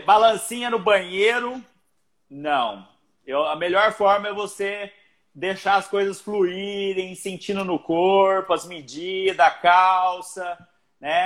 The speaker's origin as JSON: {"language": "Portuguese", "town": "Barretos", "region": "São Paulo", "country": "Brazil", "said": "sou de Barretos"}